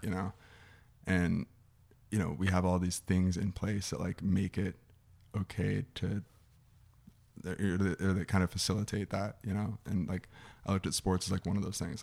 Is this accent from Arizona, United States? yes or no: yes; Scottsdale, Arizona, United States; I'm from here. I'm from Scottsdale, Arizona.